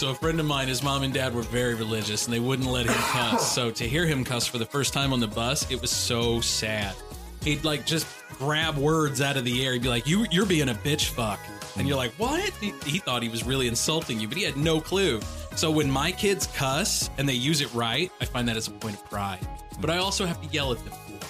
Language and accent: English; Fillmore, United States; I was from Fillmore, which was a smaller town like 30 minutes away. So I had like an hour-long bus ride to get